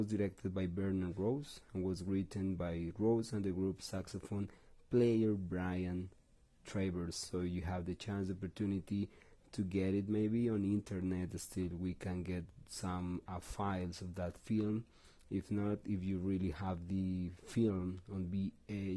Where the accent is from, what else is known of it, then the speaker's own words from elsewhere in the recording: Bogotá, Colombia; English is a second language; we're from Bogota, from Colombia, from South America